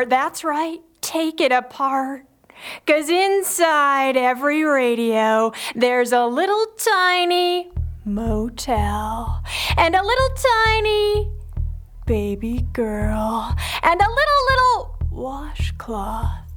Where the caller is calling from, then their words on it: Kelso, Washington, United States; Kelso, Washington.